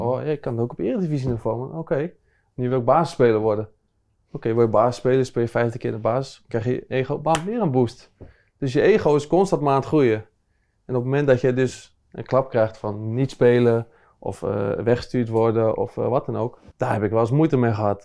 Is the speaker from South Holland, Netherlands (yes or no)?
yes; Rotterdam, South Holland, Netherlands; ik kom uit Rotterdam, dus eh, dan groei je gewoon op met, met Feyenoord